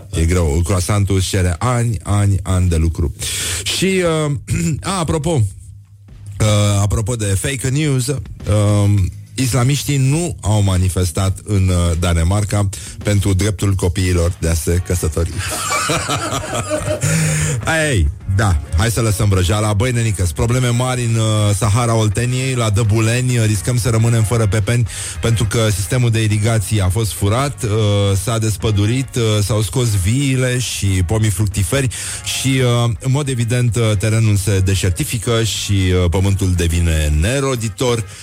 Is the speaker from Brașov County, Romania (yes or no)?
no; Gura Teghii, Buzău County, Romania; sunt din Gura Teghi